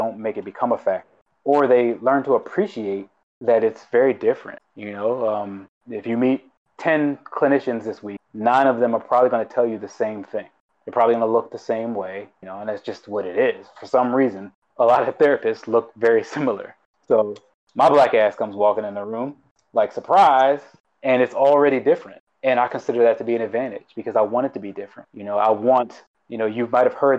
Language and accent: English; Baltimore, Maryland, United States; moved away as an adult; I grew up in Baltimore City in the middle of the hood